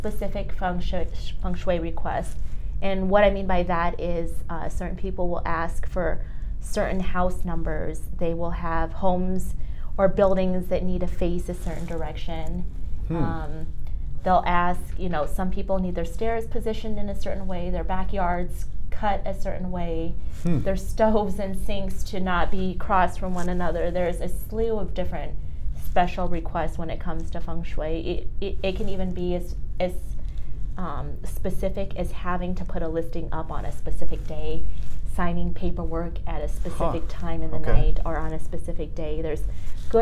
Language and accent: English; Denver, Colorado, United States; I'm born and raised. So St. Luke's, that's where I was born at. I was born at that hospital there. I'm a native. I was born in Denver, and I've been here ever since